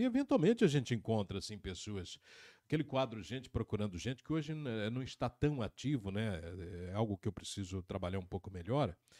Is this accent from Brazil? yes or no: yes; Cafezal do Sul, Paraná, Brazil; also born or lived in Cianorte / Iporã / Curitiba / Assis Chateaubriand; eu sou natural de Cianorte, mas cresci na região de Cafezal do Sul